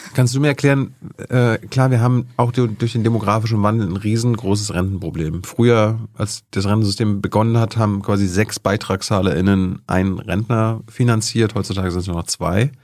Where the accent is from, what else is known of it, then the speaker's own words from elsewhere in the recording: East Germany, Germany; Ich bin ja ostdeutsch.